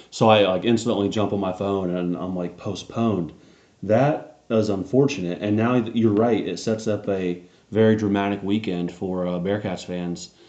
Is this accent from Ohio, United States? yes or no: yes; Ohio, United States; born or raised there